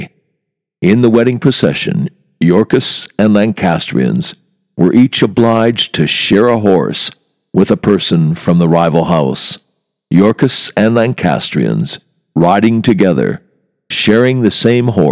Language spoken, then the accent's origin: English; United States; As an American